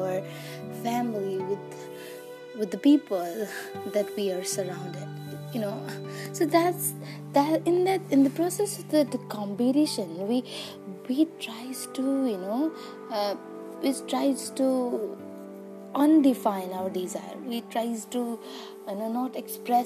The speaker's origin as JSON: {"language": "English", "country": "Nepal", "said": "I am from Nepal."}